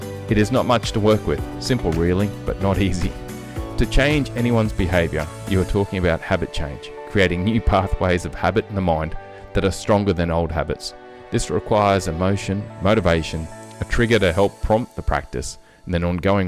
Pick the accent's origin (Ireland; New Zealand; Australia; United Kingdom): Australia; accent: Aussie; two Aussie accents